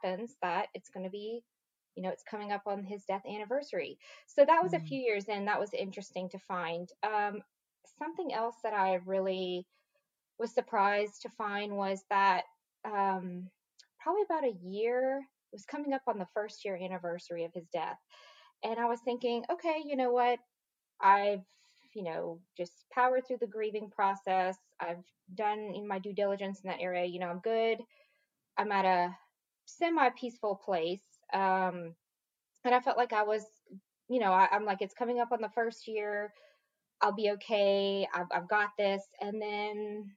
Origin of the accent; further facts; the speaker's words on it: Lafayette, Louisiana, United States; moved away as an adult; now in Dallas, United States; I grew up in a kind of small town, Lafayette, Louisiana, the mm-hmm. southern part of the boot, so to speak. And I grew up there my entire life.